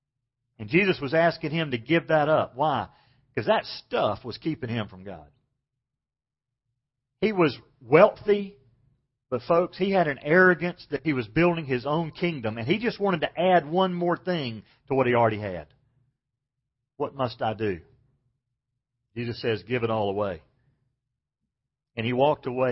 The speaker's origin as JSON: {"language": "English", "town": "Macon", "region": "Georgia", "country": "United States", "tie": "born or raised there", "said": "I grew up in Macon, Georgia, and we didn't have shopping malls when I was very young"}